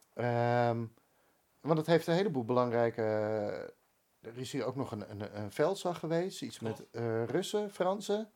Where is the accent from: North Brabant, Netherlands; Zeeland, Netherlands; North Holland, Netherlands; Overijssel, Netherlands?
North Holland, Netherlands; Bakkum; moved away as an adult; also born or lived in Amsterdam; ik ben opgegroeid in Bakum